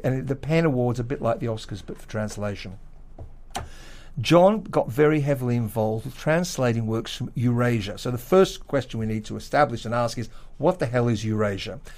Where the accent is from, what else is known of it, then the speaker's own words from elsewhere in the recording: Australia; now in London, United Kingdom; Australian white male, Western Jewish pianists